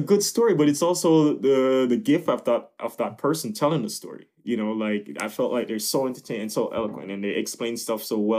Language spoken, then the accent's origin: English; Jamaica; now in United States; of course, I see myself as Jamaican, but now it's like, I grew up, as I said, you know, I felt like a lot of me grew up in America, you know.